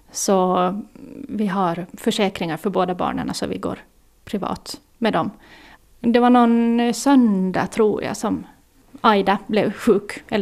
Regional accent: Åland, Finland; accent: Åland Swedish; Jag vill ju gärna behålla kvar åländskan så mycket som möjligt åtminstone. Så jag blir alltid förvånad när folk säger här att jaha, är du från Åland? Så säger jag, ja, hur visste du det?

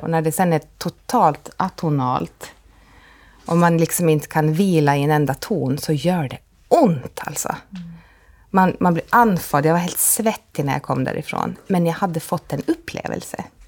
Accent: Åland Islands; som ålänning

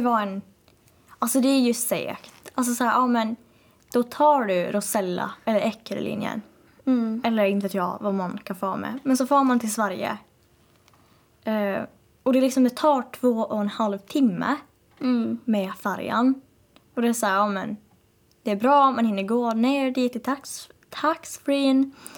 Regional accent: Åland Islands; accent: Åland Swedish; Jag är verkligen ålänning

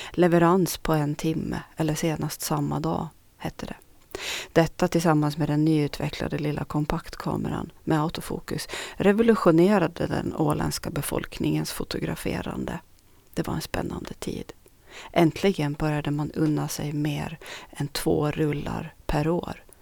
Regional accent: Norra Sund, Sweden; Någonting man under min uppväxt i Norra Sund inte kunde livnära sig på.

